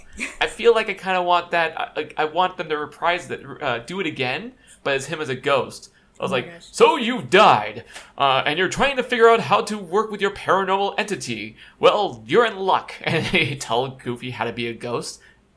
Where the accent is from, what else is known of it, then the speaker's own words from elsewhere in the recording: California, United States; I'm a Californian, born and raised in California